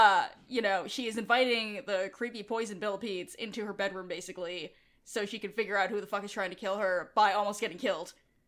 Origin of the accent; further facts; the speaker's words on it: New York, United States; I grew up with in New York, obviously, with a bunch of people who didn't have like, you know, white bread names.